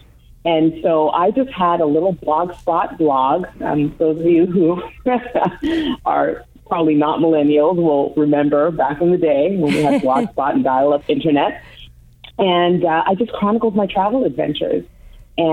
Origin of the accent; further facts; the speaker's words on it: Toronto, Ontario, Canada; I was born in Toronto, Canada, and I am the child of Jamaican immigrants